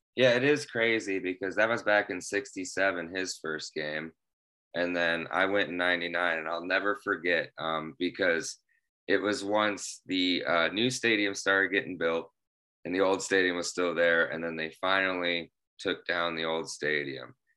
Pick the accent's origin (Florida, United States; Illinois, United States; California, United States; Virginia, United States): Illinois, United States; Bloomington; I'm from Bloomington, Illinois, and, uh, I am still here in Bloomington, Illinois.